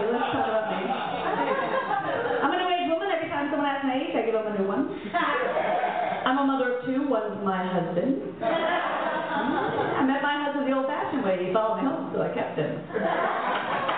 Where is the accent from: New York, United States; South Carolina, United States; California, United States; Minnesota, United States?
New York, United States; New York City; born or raised there; also born or lived in Mayagüez, Puerto Rico